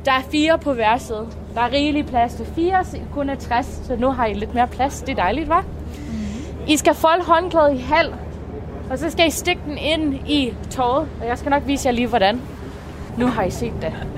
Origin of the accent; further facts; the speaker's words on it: Canada; Danish is a second language; moved away; Jeg er fra Kanada, som sagt, så jeg er ikke hyret på grund af mit danske sprog. Den har jeg kun lært for tre år siden